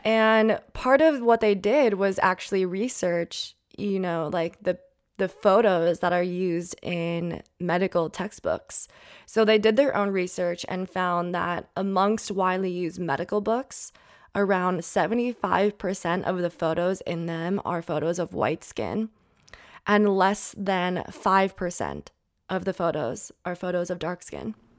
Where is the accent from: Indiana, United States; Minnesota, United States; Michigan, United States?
Minnesota, United States; now in California, United States; I'm from Minnesota